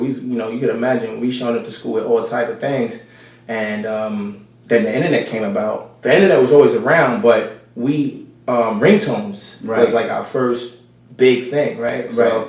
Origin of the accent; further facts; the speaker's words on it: New York City, New York, United States; moved away; I'm from New York City. Bronx, New York. I grew up in the Bronx. Yeah. Mm-hmm. So, grew up in the Bronx.